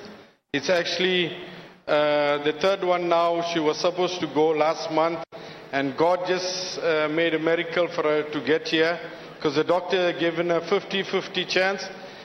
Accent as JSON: {"language": "English", "town": "Durban", "region": "KwaZulu-Natal", "country": "South Africa", "said": "We from Durban, South Africa."}